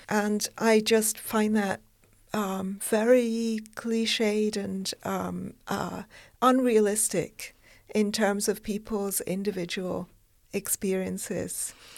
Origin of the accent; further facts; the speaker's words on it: United Kingdom; I'm British